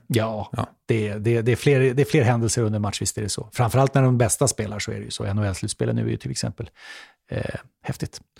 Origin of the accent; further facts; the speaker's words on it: Sweden; som svensk